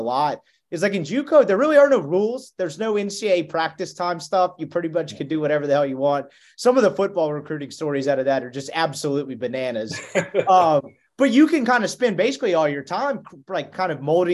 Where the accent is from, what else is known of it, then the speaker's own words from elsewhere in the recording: Jackson, Mississippi, United States; moved away as an adult; also born or lived in Dallas, Texas; now in Oxford, United States; I'm from Jackson, Mississippi